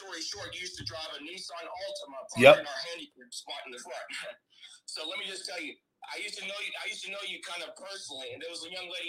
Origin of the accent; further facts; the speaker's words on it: Tampa, Florida, United States; also born or lived in St. Petersburg, Florida; And I was raised and born, and we were raised in Tampa, but I was living in St. Pete most of my life.